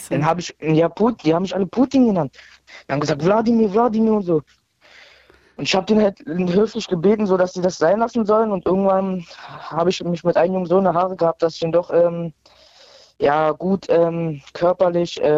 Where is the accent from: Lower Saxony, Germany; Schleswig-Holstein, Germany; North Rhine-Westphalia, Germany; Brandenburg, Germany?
Brandenburg, Germany; Brandenburg an der Havel; ich bin 14 Jahre alt, ich komme aus Brandenburg an der Havel und ich bin halb Russe, halb Deutsch.